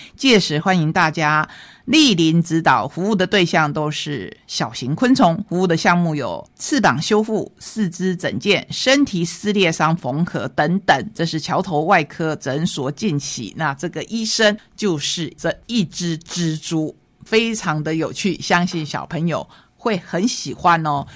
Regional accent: Taiwan; 在我们台湾

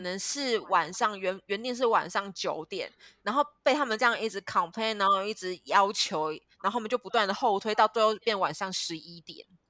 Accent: Kaohsiung, Taiwan; now in Ho Chi Minh City, Vietnam; 因为我是高雄人

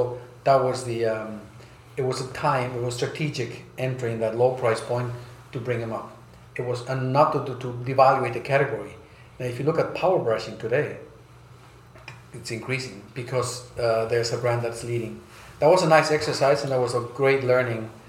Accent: Bolivia; also born or lived in United States / Germany; I grew up in South America and Bolivia, uh, and the U.S. and then in Germany my most of my life.

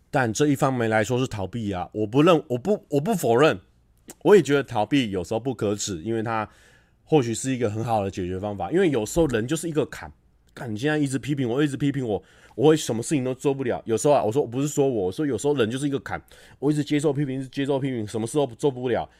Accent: Taichung, Taiwan; 我们台中人

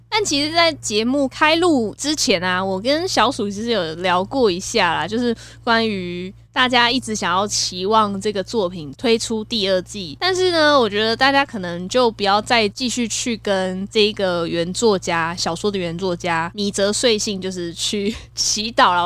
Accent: Kaohsiung, Taiwan; 身为高雄人，有很多冰品的回忆耶。

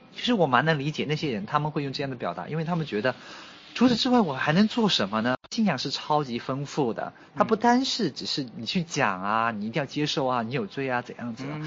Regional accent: Wenzhou, Zhejiang, China; moved away as an adult; also born or lived in Wuhan, China; now in Xiamen, China; 我的老家在温州，其实温州是一个蛮特别的，呃，城市

